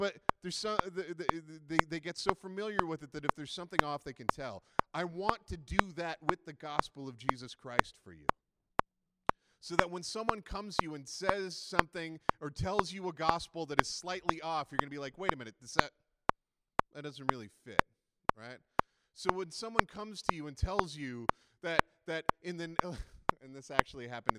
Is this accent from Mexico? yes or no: no; Canada; we're very Canadian